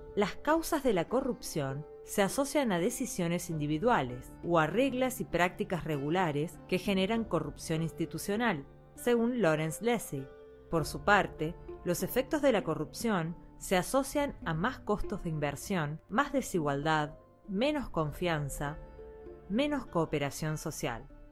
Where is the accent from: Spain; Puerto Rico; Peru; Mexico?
Peru; Lima; moved away as an adult; now in Miami, United States; Yo soy de Lima, Perú.